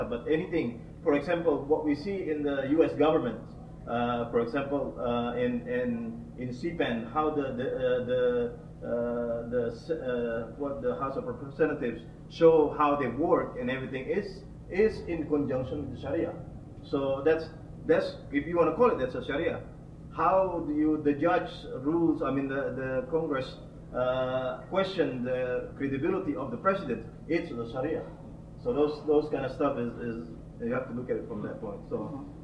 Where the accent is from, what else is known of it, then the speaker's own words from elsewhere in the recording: Indonesia; also born or lived in United States; I'm, I'm from Indonesia, and I'm active here in US and Indonesia